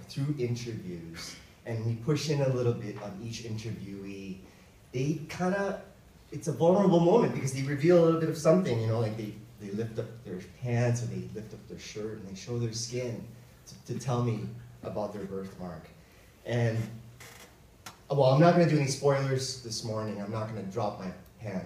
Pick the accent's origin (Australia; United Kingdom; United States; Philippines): Philippines; moved away; I grew up in the Philippines, where there was a Filipino superstition